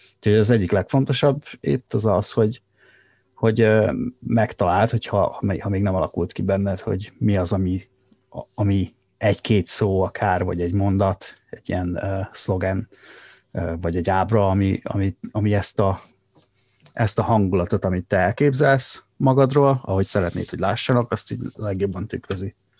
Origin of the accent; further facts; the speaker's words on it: Szabolcs-Szatmár-Bereg, Hungary; accent: Szabolcs dialect; moved away; szabolcs, szabolcsiak vagyunk, és uh, egy nagyon erős tájszólás uh, jellemzi ezt a, ezt a vidéket